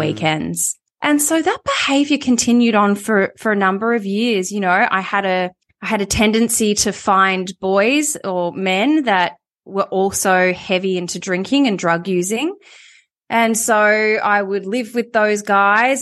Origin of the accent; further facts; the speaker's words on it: Melbourne, Victoria, Australia; moved away as an adult; also born or lived in Sydney; I ended up moving to Sydney. So it's an hour's flight from Melbourne.